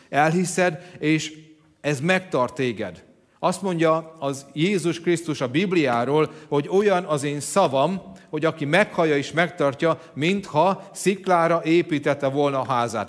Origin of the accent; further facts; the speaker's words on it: Hungary; Tudom, hogy magyarok vagyunk